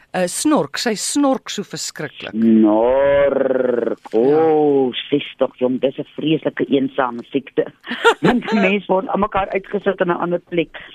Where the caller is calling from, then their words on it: Randfontein, Gauteng, South Africa; van Randfontein wat vir jou die hanger gestuur het daai tyd.